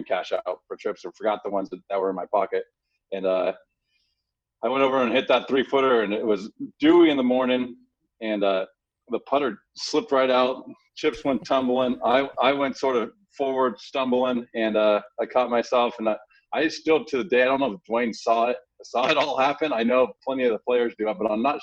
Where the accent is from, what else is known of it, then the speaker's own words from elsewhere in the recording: San Diego, California, United States; growing up in San Diego